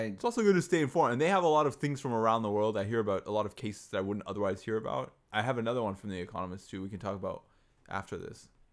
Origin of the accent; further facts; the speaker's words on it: United States; as an American